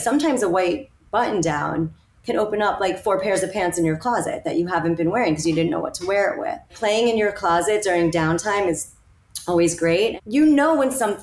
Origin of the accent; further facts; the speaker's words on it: New York, United States; also born or lived in Miami / London; I'm a New Yorker